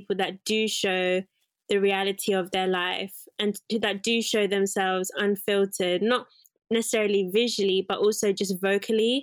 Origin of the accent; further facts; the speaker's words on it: Zimbabwe; I'm from Zimbabwe, most of my relatives or my cousins are very curvaceous